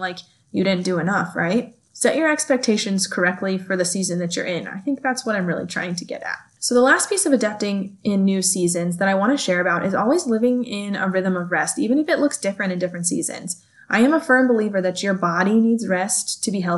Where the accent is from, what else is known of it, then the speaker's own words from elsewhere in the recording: California, United States; moved away as an adult; now in Kansas, United States; I grew up in California